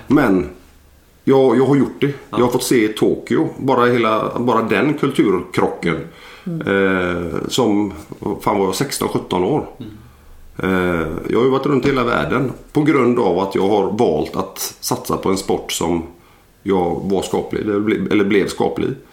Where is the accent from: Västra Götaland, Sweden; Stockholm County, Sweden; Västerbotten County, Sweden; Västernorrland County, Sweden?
Västra Götaland, Sweden; Landvetter; jag är en, en vanlig gubbe från, jag är född i Landvetter eh, för 40 år sedan